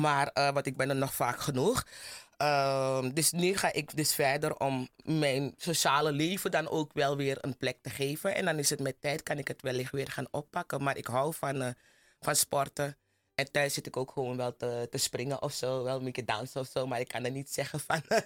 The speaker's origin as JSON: {"language": "Dutch", "area": "Plantage Zorg en Hoop?", "region": "Commewijne", "country": "Suriname"}